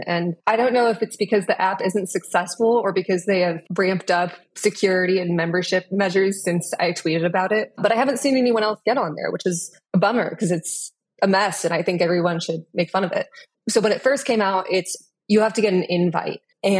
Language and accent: English; Dallas, Texas, United States; I did grow up in the conservative media sphere growing up in Texas.